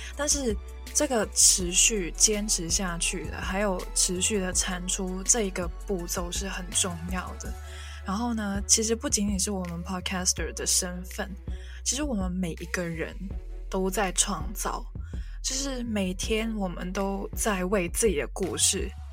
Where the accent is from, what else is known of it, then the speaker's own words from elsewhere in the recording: Hong Kong; first language Cantonese; Chinese is a second language; 一个母语是广东话的香港人